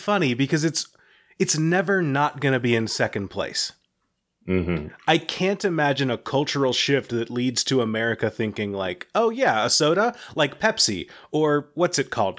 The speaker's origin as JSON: {"language": "English", "region": "Kentucky", "country": "United States", "tie": "born or raised there", "said": "I'm spoiled on ginger ale, because I grew up in Kentucky, where Ale 8-1 is, like, the top tier of ginger ales"}